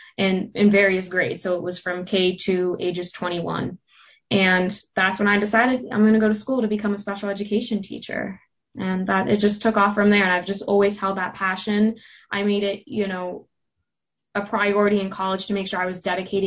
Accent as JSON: {"language": "English", "town": "Mechanicsburg", "region": "Pennsylvania", "country": "United States", "lives_now": "Indiana, United States", "said": "I'm originally from Mechanicsburg, Pennsylvania, but I'm living in Indiana."}